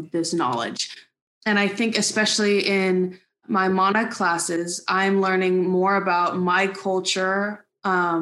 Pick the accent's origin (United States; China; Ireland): United States; Native Hawaiian; I'm Native Hawaiian.